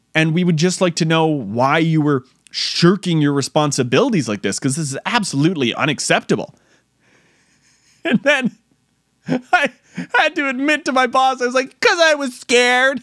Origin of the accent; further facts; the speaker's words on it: New York, United States; I'm from New York